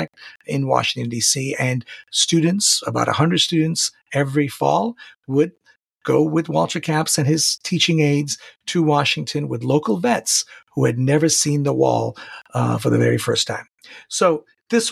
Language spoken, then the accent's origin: English; Tehran, Tehran Province, Iran; also born or lived in Santa Barbara, California, United States; now in San Diego, United States; I am originally from Tehran, Iran. I've lived in the United States since 1986 legally. I am living in San Diego, California